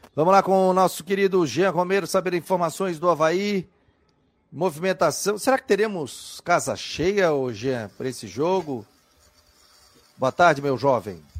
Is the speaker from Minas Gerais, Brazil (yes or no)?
no; Florianópolis, Santa Catarina, Brazil; A gente é manezinho, a gente fala Stein.